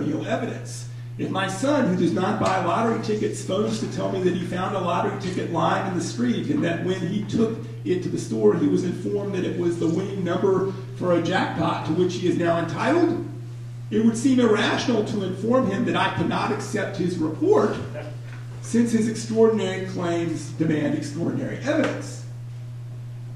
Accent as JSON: {"language": "English", "town": "Atlanta", "region": "Georgia", "country": "United States", "moved": "yes", "said": "I'm from Atlanta"}